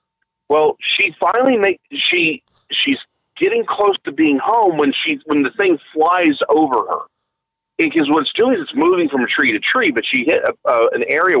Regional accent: Scotland, United Kingdom; Again, we're Scottish. We did our stuff on Christmas Eve.

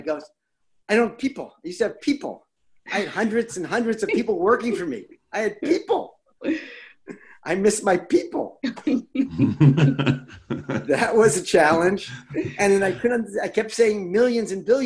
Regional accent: Jersey City, New Jersey, United States; moved away as an adult; now in Pittsburgh, United States; I grew up in Jersey City, New Jersey.

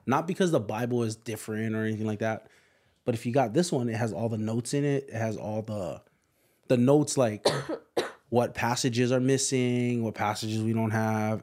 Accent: Hawaii, United States; moved away as an adult; also born or lived in Indiana; I'm from Hawaii.

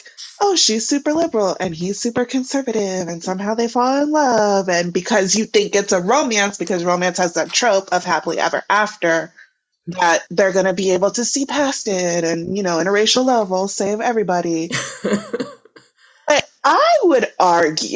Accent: Missouri, United States; moved away; we're both from Missouri

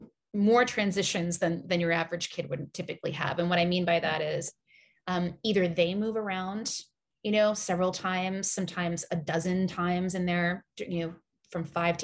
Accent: Japan; also born or lived in Singapore; my parents, like I said, are Americans. They were born and raised in the United States, but I grew up in Japan and Singapore.

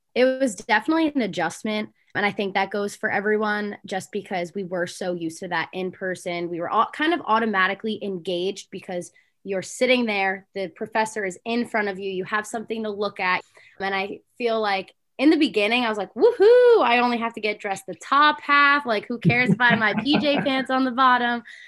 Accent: Little Falls, New Jersey, United States; I'm from Little Falls, New Jersey, so I'm the opposite and I'm northern.

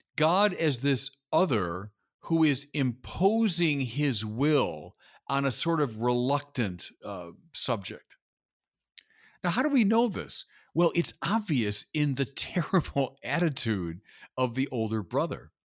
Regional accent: United States; as an American

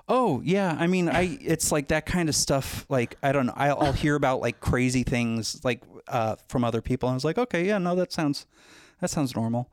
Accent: Los Angeles, California, United States; I was born in the San Fernando Valley

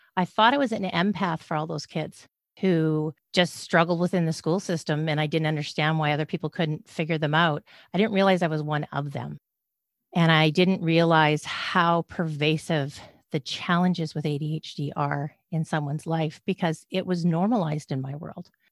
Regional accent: Canada; also born or lived in British Columbia, Canada; I'm a Canadian

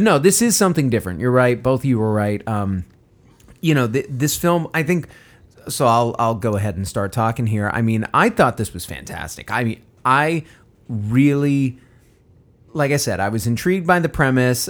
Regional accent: United States; an American

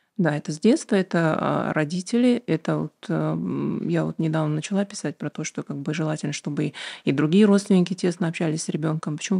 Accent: Aktobe, Aktobe Region, Kazakhstan; also born or lived in United States; я родилась в Актубе, училась в обычной школе, а потом э, поехала в Штаты

